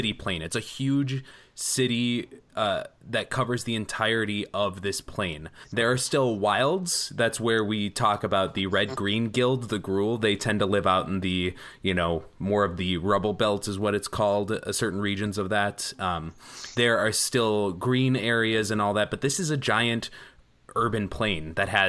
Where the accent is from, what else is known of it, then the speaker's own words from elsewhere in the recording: Milwaukee, Wisconsin, United States; now in Minneapolis, United States; Milwaukee's my hometown or my original hometown. I now live in Minneapolis